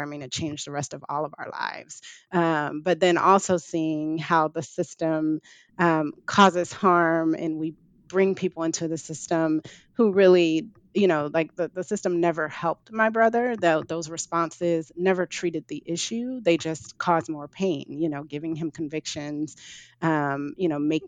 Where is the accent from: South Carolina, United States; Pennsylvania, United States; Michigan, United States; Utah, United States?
Michigan, United States; Detroit; I'm from Detroit